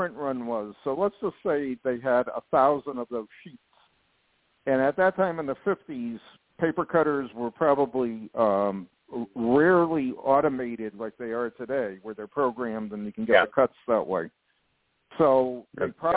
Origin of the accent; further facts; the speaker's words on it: North Branford, Connecticut, United States; I grew up in Connecticut, North Branford, Connecticut